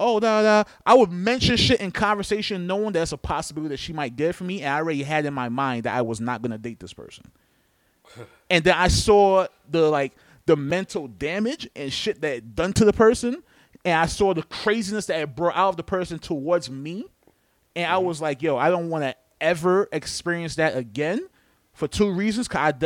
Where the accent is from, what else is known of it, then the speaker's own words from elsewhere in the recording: New York, United States; I'm from New York.